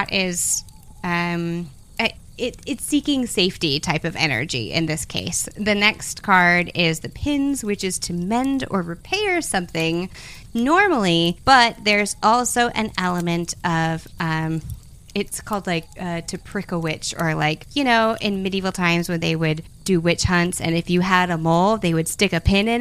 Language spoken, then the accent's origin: English; the South, United States; I'm from the South